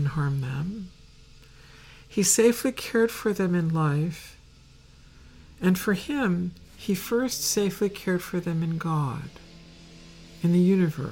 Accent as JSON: {"language": "English", "region": "Northeast", "country": "United States", "said": "I was from the Northeast"}